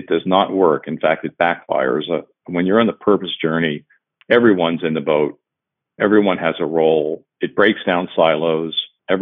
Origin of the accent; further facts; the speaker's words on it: Cincinnati, Ohio, United States; my hometown here in Cincinnati